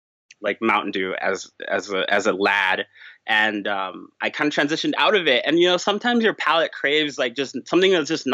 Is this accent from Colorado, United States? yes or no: no; New York, United States; also born or lived in Chicago area; now in Chicago, United States; I'm from New York originally. So I came out here to like the Chicago area